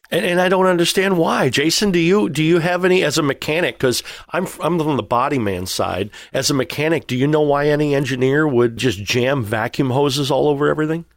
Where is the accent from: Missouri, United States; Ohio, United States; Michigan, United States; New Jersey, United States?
Missouri, United States; I'm from Missouri